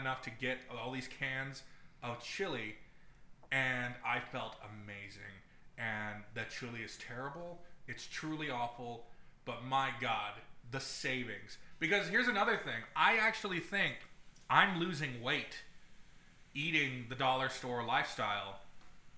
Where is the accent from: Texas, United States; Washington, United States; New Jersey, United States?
Texas, United States; San Antonio; now in Toronto, Canada; We grew up in Texas. So we live in Toronto now